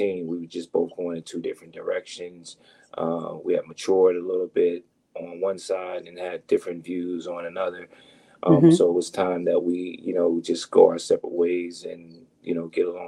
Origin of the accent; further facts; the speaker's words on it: Trenton, New Jersey, United States; also born or lived in Hamilton, New Jersey; I was born and raised in Trenton, New Jersey